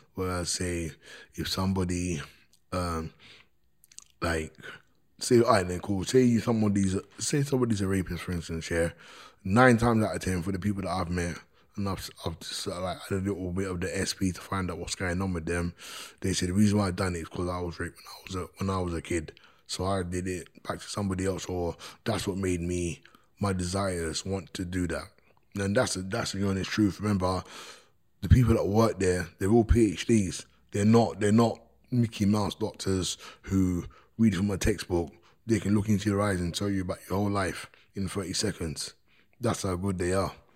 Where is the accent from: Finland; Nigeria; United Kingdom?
United Kingdom; London; born or raised there